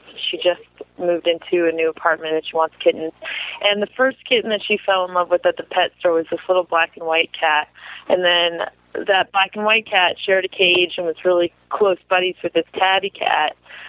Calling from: Massachusetts, United States; I'm calling from Massachusetts.

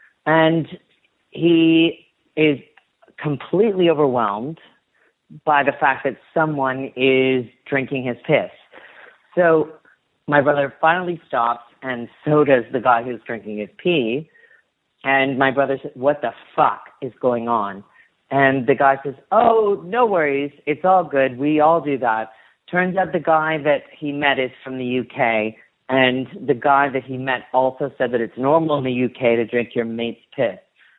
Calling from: Toronto, Ontario, Canada; I'm calling from Toronto, Ontario.

